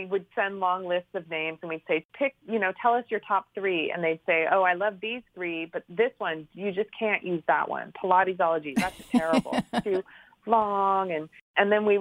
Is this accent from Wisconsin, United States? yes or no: no; California, United States; moved away as an adult; also born or lived in New York; I'm from California originally and had moved to the East Coast